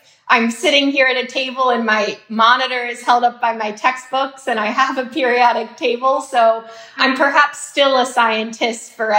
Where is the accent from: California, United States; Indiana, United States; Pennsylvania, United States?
Pennsylvania, United States; Philadelphia; also born or lived in Washington, D.C.; Philly is my hometown, and I've stayed largely on the East Coast.